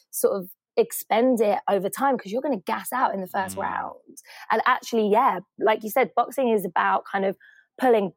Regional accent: London, United Kingdom; growing up in Hackney in the 80s and 90s

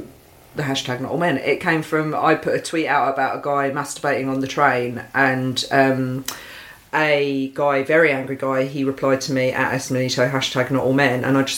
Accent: Essex, East of England, United Kingdom; growing up in Essex

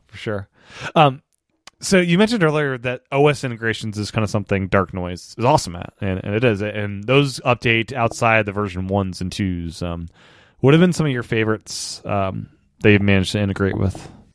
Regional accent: the East, East Coast, United States; moved away as an adult; also born or lived in Los Angeles; I grew up in the East, When I moved to L A, I don't live there anymore, I live back at East again

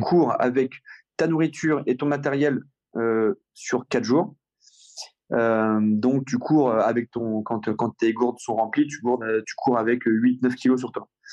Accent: Rouen, Normandy, France; je suis normand, je suis rouennais, je, j'a, j'a, j'adore ma ville et, et, et, et ma région

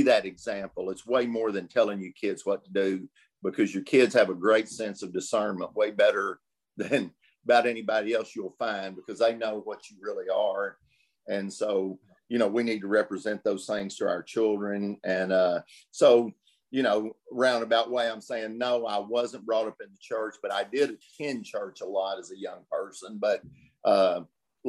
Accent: Des Arc, Arkansas, United States; I was born in Des Arc, Arkansas, a little town of, my whole life

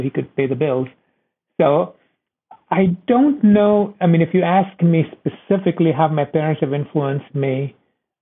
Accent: India; moved away as an adult; also born or lived in Iowa, United States; now in United States; I was born and raised in India.

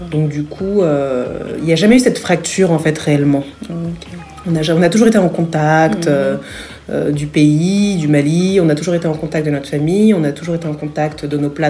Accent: Franconville, Île-de-France, France; moved away as an adult; also born or lived in Paris / Herblay, Val d'Oise; now in Abidjan, Côte d'Ivoire; mes parents ont déménagé pour Franconville, dans le Val d'Oise. Et donc, euh, j'ai passé une bonne partie de, mon enfance et de ma scolarité euh, là-bas, jusqu'au collège. Ensuite, euh, nous avons déménagé à Erani, toujours dans le Val d'Oise

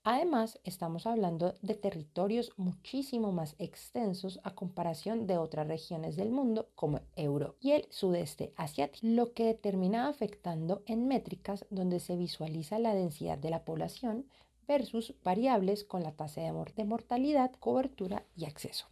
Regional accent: Colombia; Yo soy colombiana y como colombiana

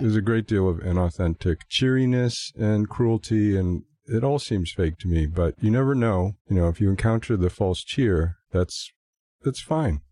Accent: United States

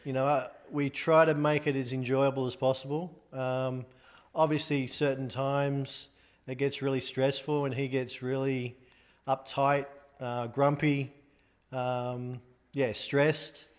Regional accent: Sydney, New South Wales, Australia; moved away as an adult; now in United States; I'm an Australian guy with two left feet. But, um, yeah, I was born in Australia, born in Sydney.

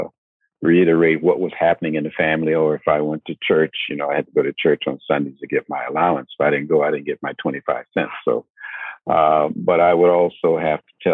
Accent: Norfolk, Virginia, United States; now in Richmond, United States; Born and raised in Norfolk, further down, about an hour south of here.

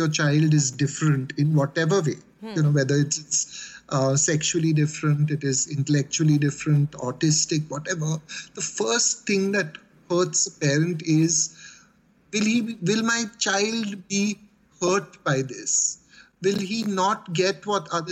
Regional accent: Mumbai, Maharashtra, India; Growing up in Bombay, for me, the policeman was like the ultimate sign of authority and terror mixed up.

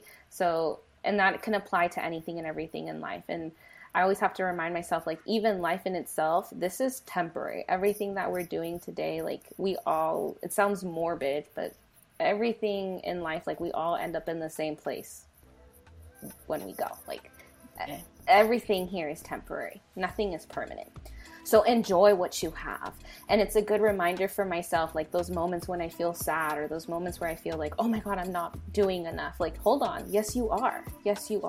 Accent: United States; first language Spanish; English is a second language; I was born here in the United States

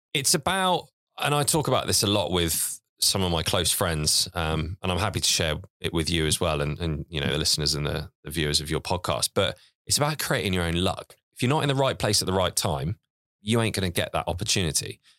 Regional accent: Isle of Wight, South East England, United Kingdom; moved away as an adult; also born or lived in Portsmouth; I grew up on a farm on the Isle of Wight, basically mucking out pigs to help my dad

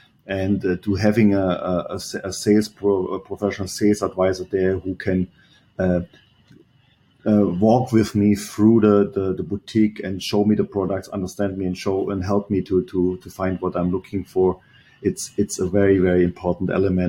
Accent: Germany; English is a second language; moved away as an adult; This is always when I came from Germany. I arrived there, go over the Bay Bridge, and go to Pleasanton.

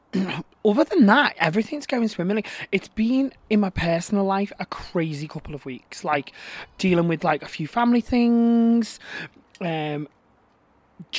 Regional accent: Manchester, North West England, United Kingdom; born or raised there

